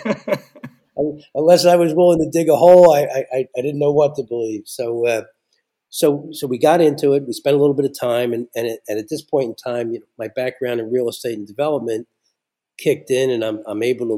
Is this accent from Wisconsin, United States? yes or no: no; Philadelphia, Pennsylvania, United States; moved away as an adult; now in Scranton area, Pennsylvania, United States; I grew up in Philadelphia